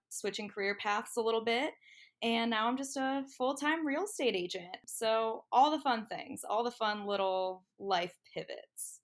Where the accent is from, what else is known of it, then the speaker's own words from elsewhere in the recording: Medina, Ohio, United States; moved away as an adult; now in Columbus, United States; I am originally from Medina, Ohio, um, the 330, dirty 330, whatever you want to call it um, hashtag hometown pride